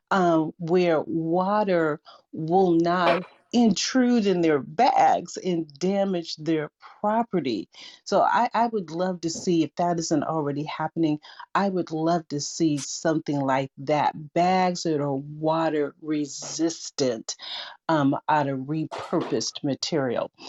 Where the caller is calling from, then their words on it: Seattle, Washington, United States; I'm joining you from Seattle, Washington, and blessings to everyone in this room.